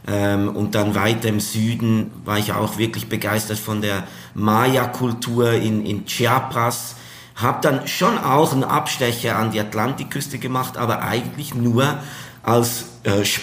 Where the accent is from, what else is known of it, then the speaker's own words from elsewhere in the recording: Switzerland; Ja, also allgemein äh, ist es ja als Schweizer so, dass äh, wenn man vier Stunden zu Fuß geht, ist man ja schon im Ausland.